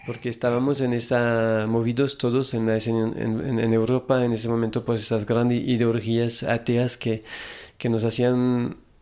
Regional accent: small town near Lyon, Auvergne-Rhône-Alpes, France; Spanish is a second language; moved away as an adult; also born or lived in San Francisco, United States; now in Mexico; nací en un, lugarcito cerca de Lyon, en Francia, que se llama Brigné

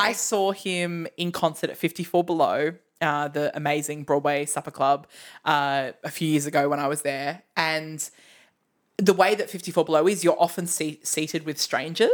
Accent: Australia; We're from Australia

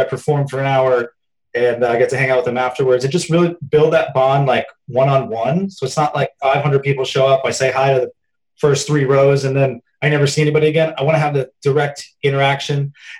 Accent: Louisville, Kentucky, United States; Down in the South, I'm from Louisville, Kentucky. That's where I was born. My mom's side of the family still lives there.

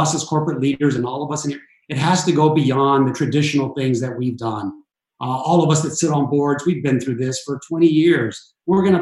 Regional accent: Los Angeles, California, United States; I grew up in Southern California in East LA in the inner city.

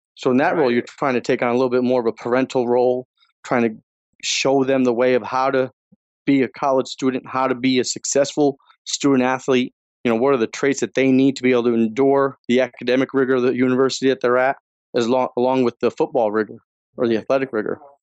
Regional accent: Northeast, United States; now in Chicago, United States; I was growing up in the Northeast

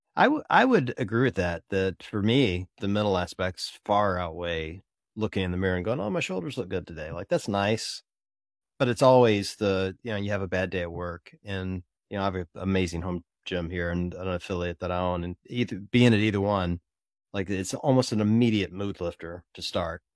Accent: Mississippi, United States; I grew up in Mississippi, so Ole Miss is my team

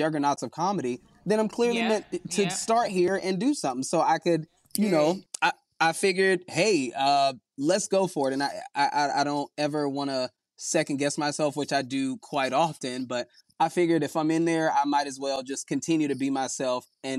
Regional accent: Southern United States, United States; we're both from the South

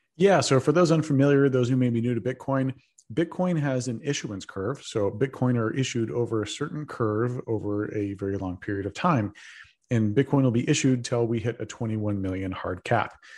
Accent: Texas, United States; moved away as an adult; now in San Francisco, United States; I'm a Texan

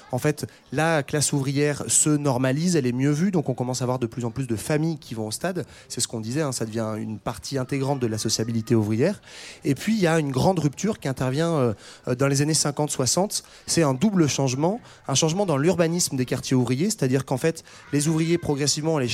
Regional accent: Netherlands; accent: Dutch; French is a second language; j'ai l'accent hollandais

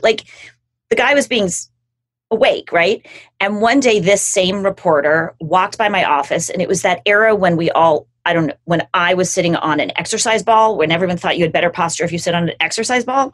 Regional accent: Los Angeles, California, United States; I grew up in Los Angeles with a family that like cared about public service

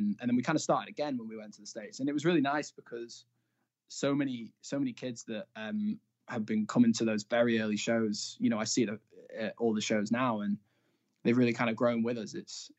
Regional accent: Blackpool, North West England, United Kingdom; But yeah, so I'm from Blackpool

